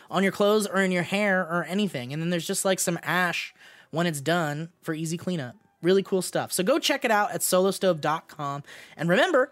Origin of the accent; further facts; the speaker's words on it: California, United States; I grew up in California